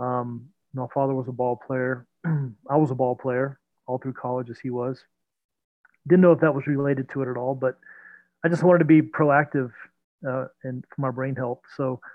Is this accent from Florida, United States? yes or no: yes; Belle Glade, Florida, United States; now in Atlanta, United States; I grew up down in the Florida Everglades, a small town called Belle Glade, right on Lake